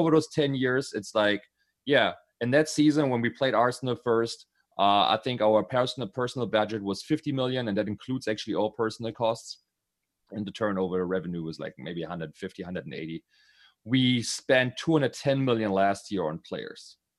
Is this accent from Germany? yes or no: yes; Berlin, Germany; I'm from Berlin